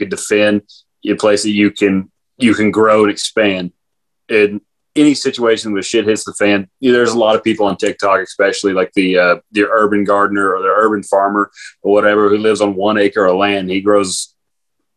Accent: South Texas, United States; now in Idaho, United States; I am from South Texas

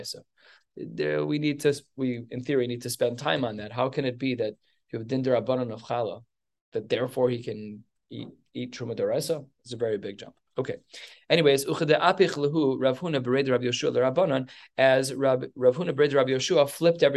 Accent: United States; I'm an American.

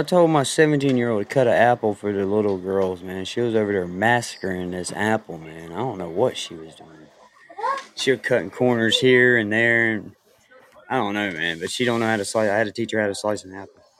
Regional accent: the South, United States; I'm from the South

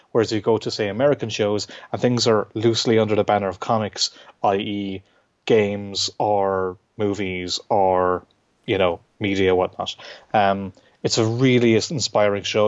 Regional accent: Clare, Munster, Ireland; also born or lived in Limerick; I'm from Clare, which is fairly near to Limerick

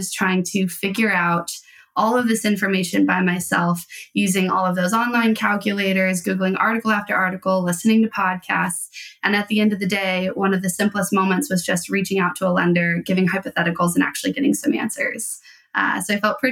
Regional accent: Colorado, United States; moved away as an adult; also born or lived in Nebraska; now in Washington, United States; So I was originally from Colorado, bounced to Nebraska. And then my version of residency was out in Washington. And then we kind of stayed out here after that.

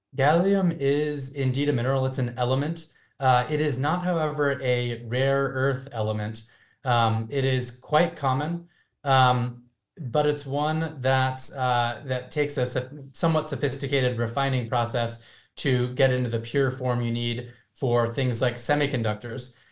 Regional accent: California, United States; my home state of California

